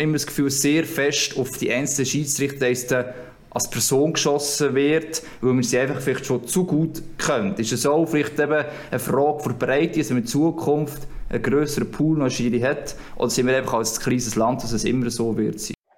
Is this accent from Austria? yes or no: no; Switzerland